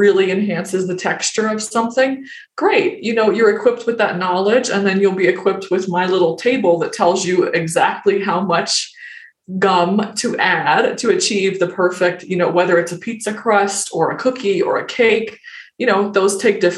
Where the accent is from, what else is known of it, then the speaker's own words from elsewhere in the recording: the South, United States; growing up in the South